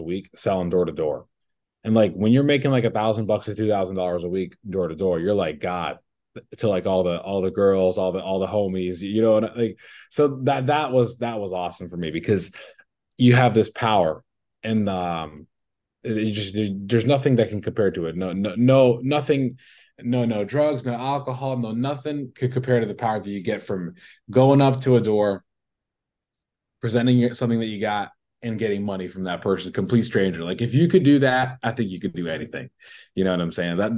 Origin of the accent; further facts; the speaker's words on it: Chicago, Illinois, United States; also born or lived in Brooklyn, New York / California; I'm from Brooklyn. I grew up in the Sheepshead Bay Area from the ages of, 1 to 7. And then my family moved to California. And of course, I went with them. And then when I was 10, we all moved to Chicago.